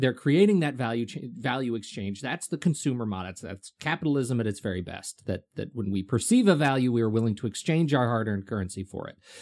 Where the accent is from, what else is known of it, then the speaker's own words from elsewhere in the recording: United Kingdom; moved away; I'm British.